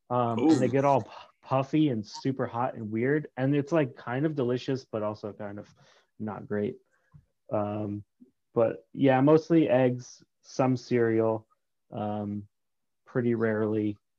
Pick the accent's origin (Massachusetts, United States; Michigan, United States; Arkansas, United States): Massachusetts, United States; also born or lived in Berlin, Vermont; And I spent about 6 years embedded in that snow until I moved to Massachusetts, where I had all my formative years.